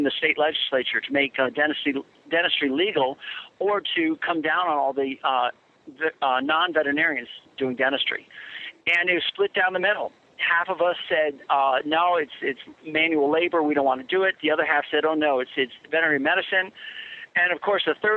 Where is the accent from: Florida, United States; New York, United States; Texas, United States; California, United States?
New York, United States; Chappaqua; moved away; the town that I went to, that I lived in my first 18 years of life. So everybody knows Reader's Digest from Chappaqua, New York